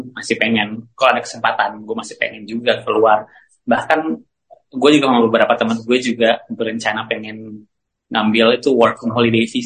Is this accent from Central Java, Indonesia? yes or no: no; Jakarta, Indonesia; gue dari SD udah di Jakarta jadi pas logat terusnya logat Indonesia yang benar juga gue nggak kayak ada aksen-aksen timur gitu